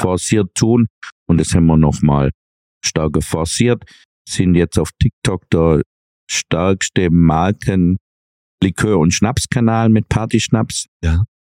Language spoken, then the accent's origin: German; Swabia, Germany; was wir Schwaben ja eh als Hobby betreiben, sparen, sparen, sparen, hat man uns als Kind, glaub, intravenös ins Blut geführt